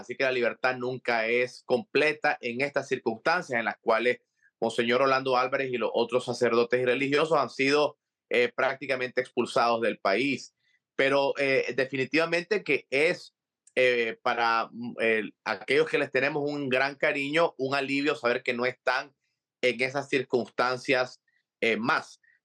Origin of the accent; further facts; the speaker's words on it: Nicaragua; now in Miami, United States; como nicaragüense, como católico, como expreso político